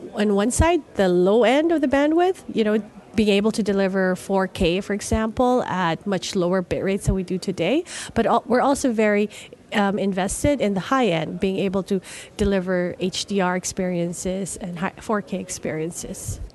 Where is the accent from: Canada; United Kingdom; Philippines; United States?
Philippines; moved away; I'm originally from the Philippines